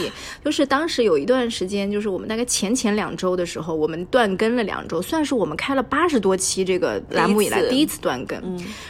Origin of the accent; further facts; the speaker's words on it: Zhejiang, China; 是对于我们浙江人来说，真的就是短途旅行或者度假的一个圣地。